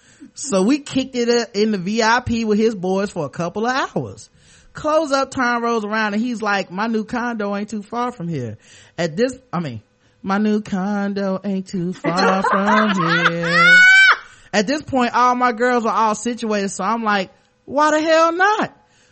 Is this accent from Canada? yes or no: yes; Toronto, Ontario, Canada; Anyway, I'm from Toronto, and in the summer of 08, me and my girls are chilling at a club called Government.